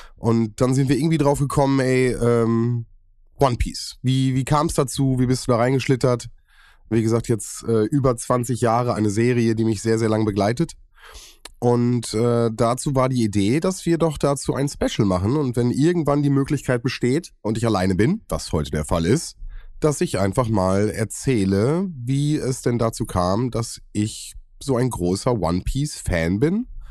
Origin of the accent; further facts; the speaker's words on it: Germany; bei uns in Deutschland